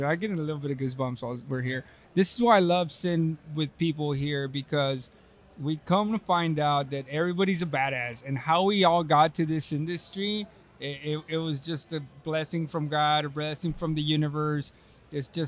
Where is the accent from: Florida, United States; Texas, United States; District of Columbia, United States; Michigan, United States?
Texas, United States; now in California, United States; I'm from know. Texas. well, I won't. Yeah, I live in California.